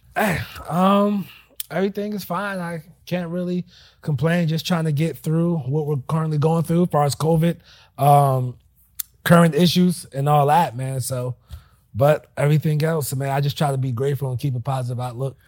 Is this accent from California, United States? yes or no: no; New Jersey, United States; moved away as an adult; now in Charlotte, United States; born and raised in Jersey